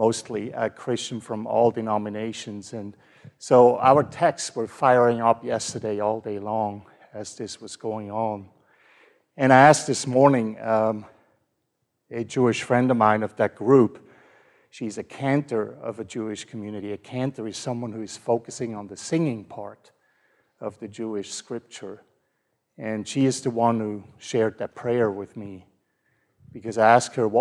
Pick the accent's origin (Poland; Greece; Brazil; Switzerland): Switzerland; now in Fort Worth, United States; I grew up in Switzerland